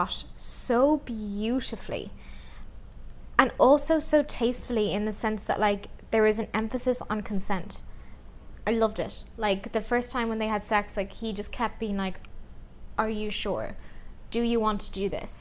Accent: Ireland; now in Vancouver, Canada; we are a couple living in Vancouver at the moment. We are Irish

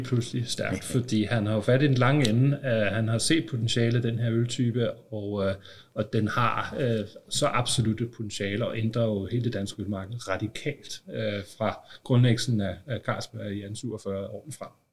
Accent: Copenhagen, Capital Region of Denmark, Denmark; Nu er jeg jo københavner

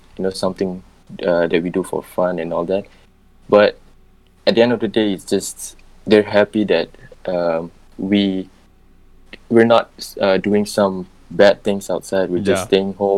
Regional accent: Singapore; I'm from Singapore and I make music

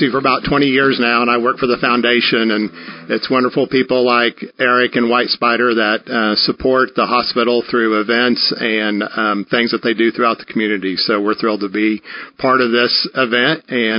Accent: St. Joseph, Missouri, United States; now in Northwest Arkansas, United States; St. Joseph, Missouri, north of Kansas City.

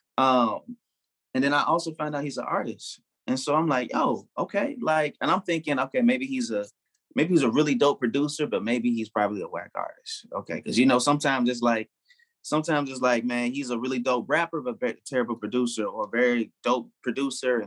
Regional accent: Chicago, Illinois, United States; also born or lived in Memphis / Atlanta; now in Phoenix, United States; I grew up in Chicago, but at the same time, like, I lived in Memphis as well. You know what I'm saying? I lived in ATL as well. I'm in Phoenix now.

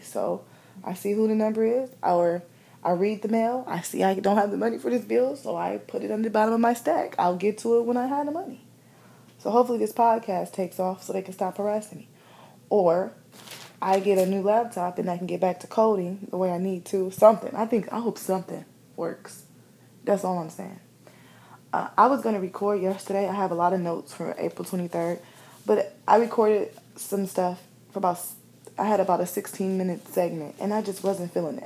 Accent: Midwest, United States; growing up in the Midwest

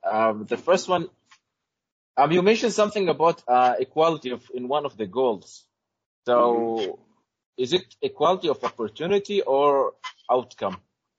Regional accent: Oman; from Oman.

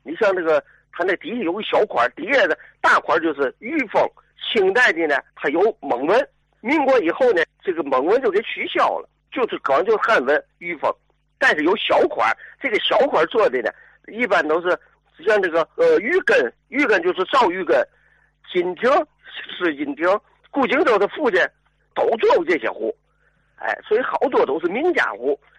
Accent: Tianjin, China; 咱是天津人

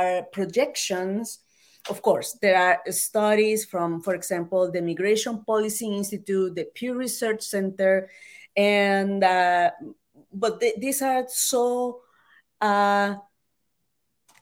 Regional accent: El Salvador; moved away as an adult; I was born and raised in El Salvador.

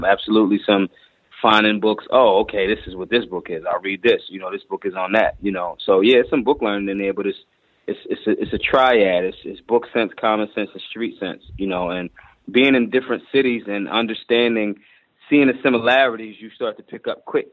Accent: Philadelphia, Pennsylvania, United States; I'm from North Philly

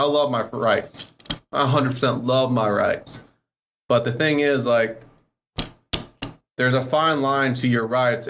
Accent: Wisconsin, United States; moved away; I came from Wisconsin a long time ago.

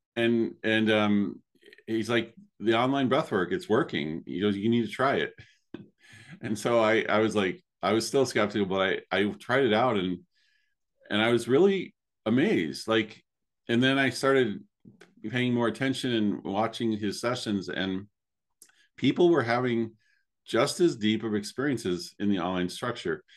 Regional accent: Chicago, Illinois, United States; moved away; also born or lived in Spain; growing up in the Chicago area in the College of DuPage

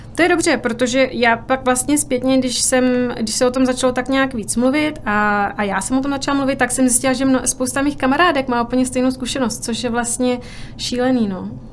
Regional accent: Mikulov, South Moravian Region, Czechia; moved away as an adult; also born or lived in Brno, Czech Republic; now in New York, United States; v mém rodném městě Mikulově

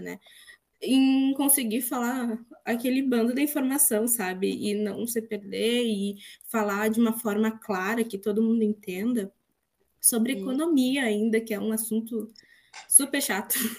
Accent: Rio Grande do Sul, Brazil; vocês já devem ter percebido que eu sou gaúcha também.

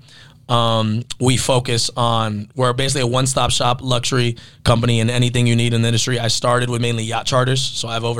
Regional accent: Miami, Florida, United States; I grew up in Miami, a lot of Hispanic friends in the culture

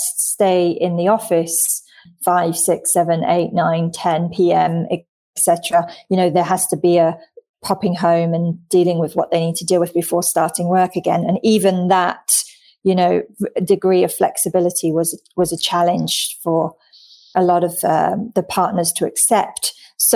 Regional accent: London, United Kingdom; moved away as an adult; also born or lived in Australia; now in Singapore; I'm originally from London.

